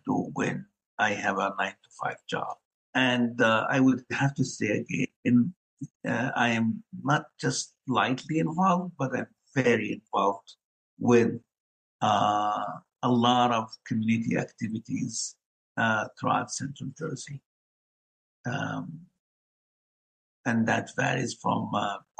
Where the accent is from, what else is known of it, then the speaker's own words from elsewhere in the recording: Gaza Strip, Palestine; moved away as an adult; also born or lived in Ohio, United States; now in United States; I grew up in Palestine, the Gaza Strip, and I lived 19 years under the Israeli occupation.